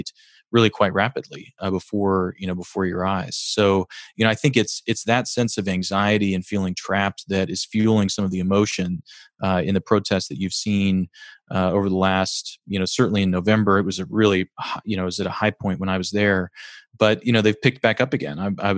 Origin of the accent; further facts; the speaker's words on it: United States; as an American